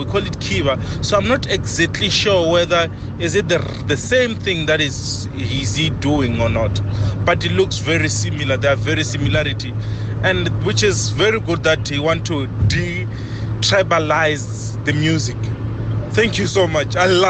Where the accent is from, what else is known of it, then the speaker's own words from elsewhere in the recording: Venda, Limpopo, South Africa; now in Witbank, South Africa; I'm originally from Venda, and I'm Venda by the origin.